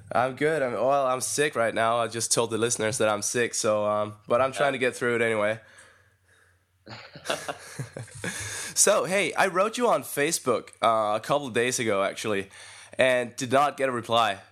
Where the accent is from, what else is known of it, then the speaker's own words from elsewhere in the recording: Denmark; English is a second language; I'm from Denmark